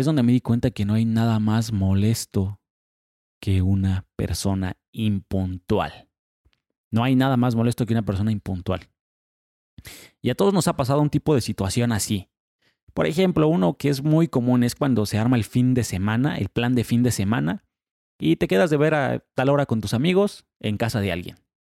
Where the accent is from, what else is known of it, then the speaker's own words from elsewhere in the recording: Mexico; en México somos sumamente impuntuales